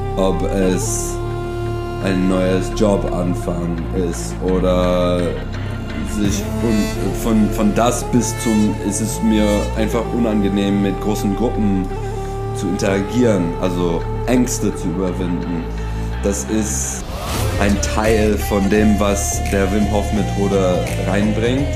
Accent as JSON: {"language": "German", "town": "Detroit", "region": "Michigan", "country": "United States", "second_language": "German", "moved": "as an adult", "lives_now": "Berlin, Germany", "said": "ich bin Amerikaner aus Detroit, Michigan, bin aber hier in Deutschland seit über acht Jahren"}